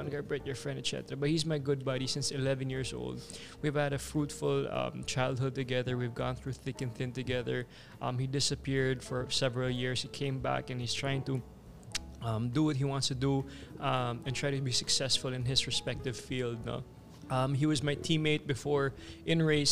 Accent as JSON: {"language": "English", "area": "Cebu", "region": "Central Visayas", "country": "Philippines", "tie": "born or raised there", "also_born_or_lived": "Manila", "moved": "yes", "said": "I was a kid from Cebu"}